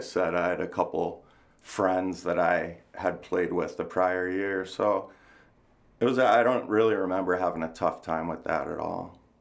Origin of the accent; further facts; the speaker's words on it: New Jersey, United States; moved away; also born or lived in New York; I was born in New York, grew up in New Jersey, uh, bridge and tunnel crowd